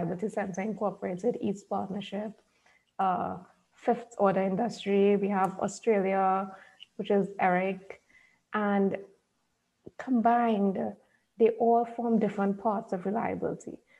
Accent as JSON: {"language": "English", "country": "Trinidad & Tobago", "said": "I'm from Trinidad and Tobago"}